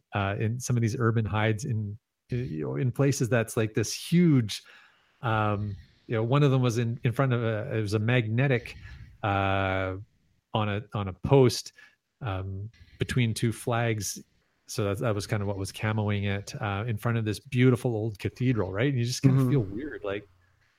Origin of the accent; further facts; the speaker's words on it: Canada; I'm so Canadian